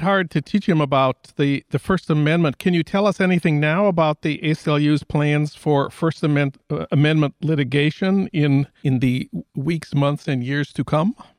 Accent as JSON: {"language": "English", "region": "Minnesota", "country": "United States", "moved": "yes", "said": "my home state of Minnesota"}